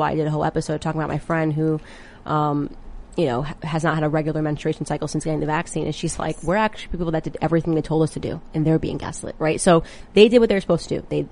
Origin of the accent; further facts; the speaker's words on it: Connecticut, United States; I'm from Connecticut